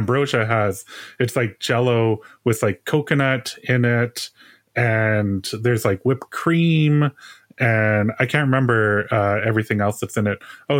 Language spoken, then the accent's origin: English; Manitoba, Canada; moved away; so I grew up in Manitoba, and Manitoba and North Dakota are very close to each other. We would go to Fargo to do like shopping in the United States quite often when I was growing up.